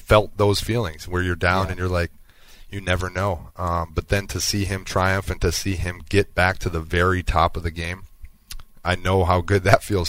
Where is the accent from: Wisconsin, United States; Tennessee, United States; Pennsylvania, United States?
Wisconsin, United States; growing up in Wisconsin